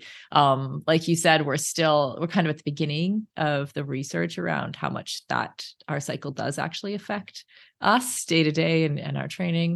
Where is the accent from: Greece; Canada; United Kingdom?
Canada; We're Canadian. I'm Canadian